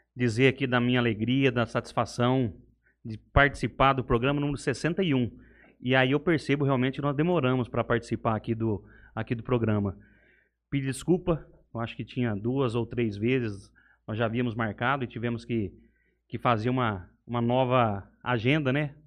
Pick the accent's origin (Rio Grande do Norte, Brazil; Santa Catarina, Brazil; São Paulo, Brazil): São Paulo, Brazil; Buritama; moved away as an adult; also born or lived in Cuiabá; now in Jales, Brazil; Eu sou natural de Buritama, uma cidade de 130 quilômetros daqui. Lá eu nasci, lá eu passei toda a minha infância.